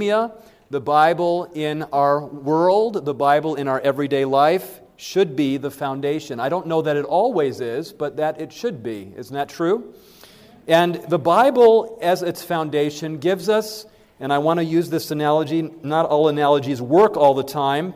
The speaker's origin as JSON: {"language": "English", "town": "Berrien Springs", "region": "Michigan", "country": "United States", "tie": "born or raised there", "said": "I grew up in Berrien Springs, Michigan"}